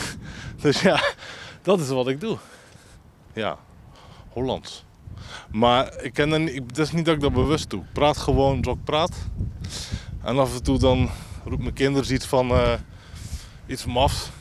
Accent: Groede, Zeeland, Netherlands; ik ben geboren in De groep in 1981 en ik woon er nog

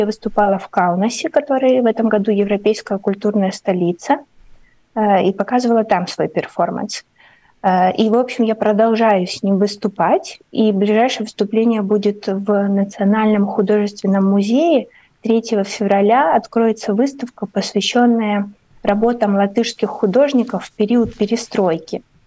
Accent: Ukraine; moved away as an adult; now in Riga, Latvia; я как писатель из Украины

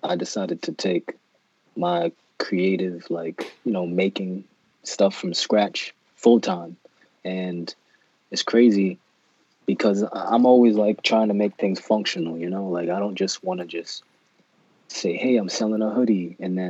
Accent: New York City, New York, United States; moved away as an adult; also born or lived in North Carolina; people that I grew up with in Brooklyn and Manhattan

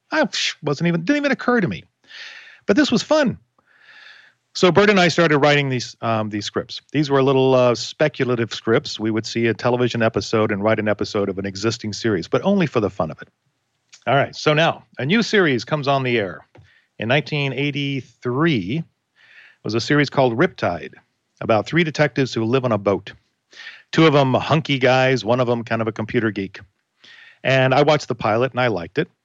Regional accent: Florida, United States; Where are you from? From Florida. Oh my gosh, my relatives live in Florida.

